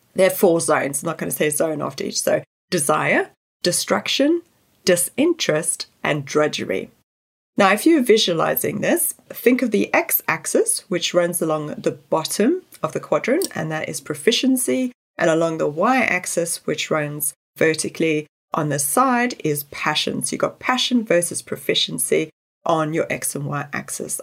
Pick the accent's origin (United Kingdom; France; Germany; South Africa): South Africa; I grew up in South Africa where natural resources were always stretched